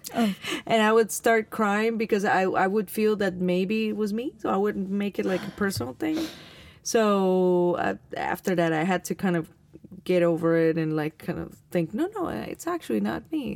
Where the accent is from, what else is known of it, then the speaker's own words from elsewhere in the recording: Alajuela, Costa Rica; I was born in Alajuela, which is like 17 kilometers away